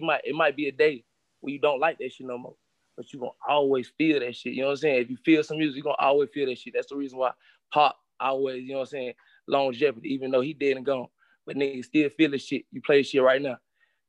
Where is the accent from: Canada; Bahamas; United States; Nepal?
United States; Charlotte, North Carolina; When I grew up on the north side, I was raised in here in Valley. You know what I'm saying? So north side of Charlotte